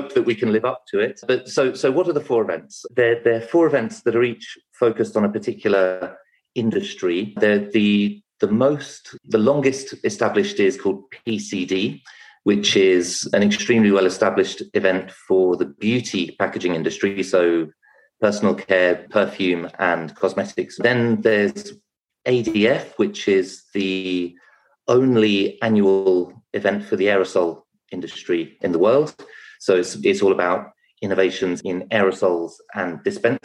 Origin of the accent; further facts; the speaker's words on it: England, United Kingdom; also born or lived in France / London; I came back to England because I'm British